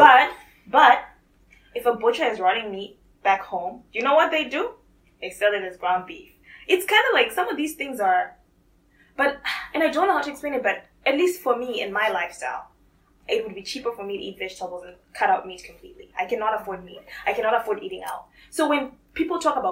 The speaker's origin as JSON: {"language": "English", "country": "Zimbabwe", "tie": "born or raised there", "moved": "yes", "said": "I grew up in Zimbabwe"}